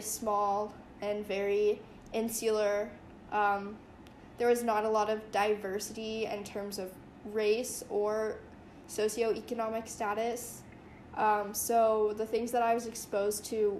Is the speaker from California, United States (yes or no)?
no; Atlanta, Georgia, United States; I grew up in kind of North Atlanta, uptown